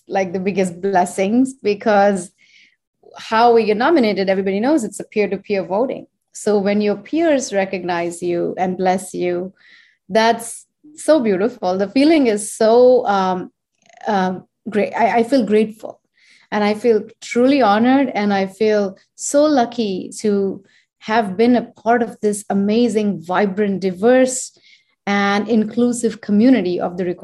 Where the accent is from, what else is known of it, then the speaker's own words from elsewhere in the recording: India; moved away as an adult; now in United States; since I am Indian and I was born and raised there and I come from that land